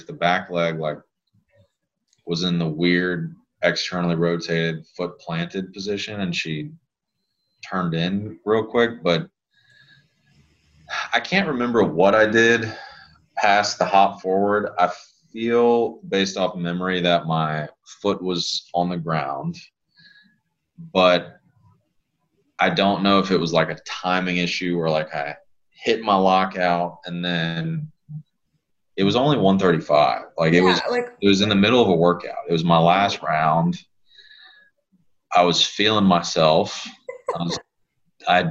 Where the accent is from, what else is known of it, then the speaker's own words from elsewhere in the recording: Lafayette, Louisiana, United States; So I grew up in Lafayette. That's where I'm from. That's where I was born and raised.